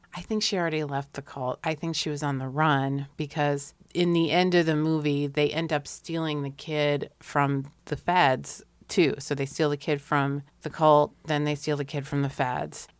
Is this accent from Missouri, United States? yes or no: no; Hartford, Connecticut, United States; When I was growing up in the West End of Hartford, Connecticut